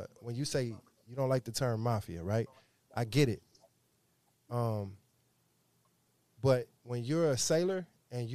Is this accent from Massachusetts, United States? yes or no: no; Toledo, Ohio, United States; I'm from Toledo.